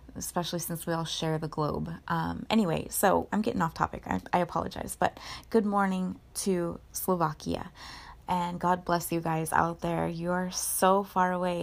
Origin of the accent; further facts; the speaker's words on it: Orange County, California, United States; where I grew up in Orange County California